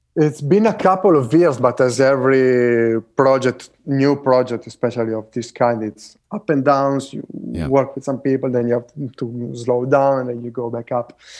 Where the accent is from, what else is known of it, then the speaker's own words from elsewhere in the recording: Italy; moved away; where I grew up in Italy